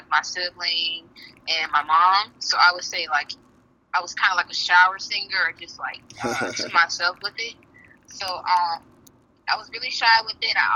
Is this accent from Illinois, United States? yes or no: yes; Chicago suburbs, Illinois, United States; I wasn't really raised in the city of Chicago, but the suburbs